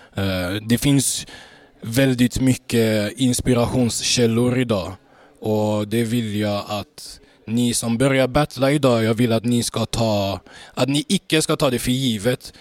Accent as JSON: {"language": "Swedish", "town": "Gothenburg", "region": "Västra Götaland", "country": "Sweden", "tie": "born or raised there", "said": "född och uppvuxen i Göteborg"}